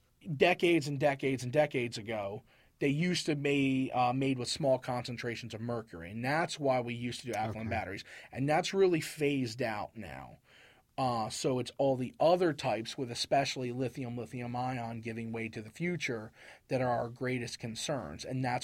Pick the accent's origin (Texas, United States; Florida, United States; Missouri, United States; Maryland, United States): Maryland, United States; Harford County; moved away; I'm from Maryland.